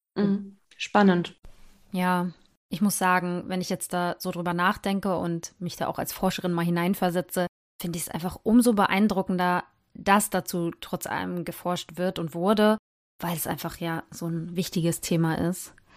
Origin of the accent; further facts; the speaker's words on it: Germany; hier bei uns in Deutschland